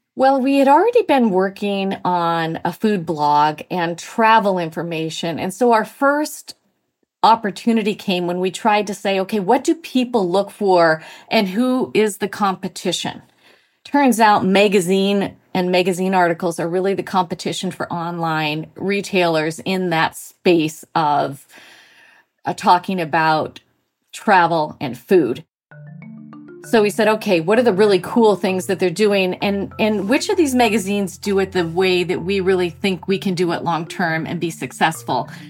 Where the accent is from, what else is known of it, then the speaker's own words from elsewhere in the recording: Montana, United States; moved away as an adult; also born or lived in Mexico / Australia / Texas; now in Massachusetts, United States; I grew up in Montana